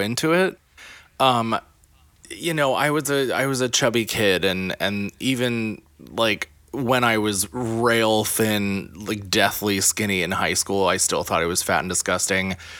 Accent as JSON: {"language": "English", "region": "the middle of Pennsylvania", "country": "United States", "tie": "born or raised there", "moved": "yes", "lives_now": "New York City, United States", "said": "grew up not, you know, like, probably lower middle class in the middle of Pennsylvania."}